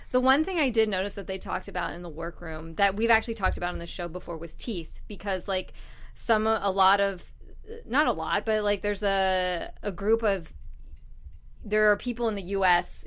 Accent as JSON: {"language": "English", "country": "United States", "said": "I'm an American"}